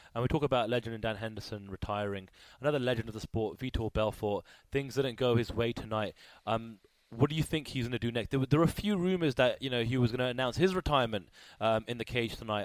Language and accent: English; United Kingdom; I'm British